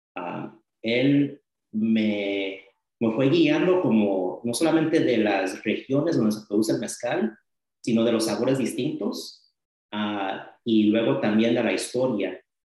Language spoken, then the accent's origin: Spanish; Los Angeles, California, United States; also born or lived in Las Vegas, Nevada; now in Visalia, United States; nací en mi departamento y ahí viví hasta los ocho años. Pero sí, del centro de Los Ángeles, a poco después ah, nos mudamos a este, Las Vegas porque había más oportunidades de trabajo para mis padres y ahí viví un buen tiempo, entonces crecí en Los Ángeles y también en Las Vegas